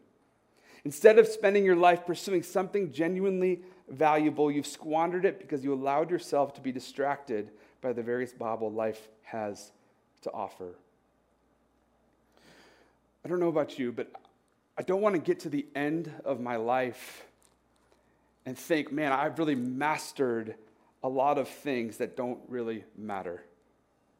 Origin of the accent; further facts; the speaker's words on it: United States; Growing up in the United States